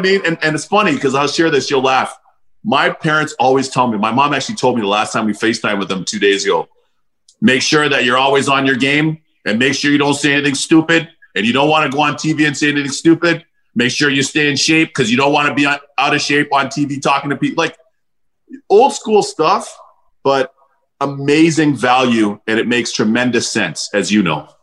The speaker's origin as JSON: {"language": "English", "town": "Toronto", "region": "Ontario", "country": "Canada", "tie": "born or raised there", "also_born_or_lived": "Barbados", "said": "growing up in Canada, specifically in Toronto"}